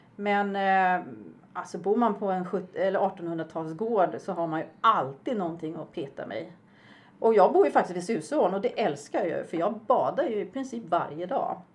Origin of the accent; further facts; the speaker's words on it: Upplands Väsby, Stockholm County, Sweden; moved away as an adult; also born or lived in Uppsala; now in Falkenberg, Sweden; jag är ju uppväxt i Bollstanäs, en eh, norrförort i Stockholm